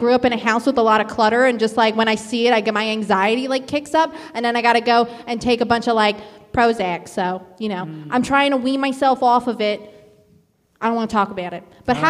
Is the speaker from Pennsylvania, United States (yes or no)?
yes; Philadelphia, Pennsylvania, United States; I'm from Philly. What up? 215.